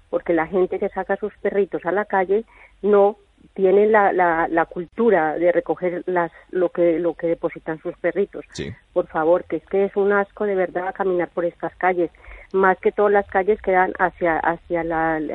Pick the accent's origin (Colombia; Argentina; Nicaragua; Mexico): Colombia; now in Spain; Yo soy de Colombia.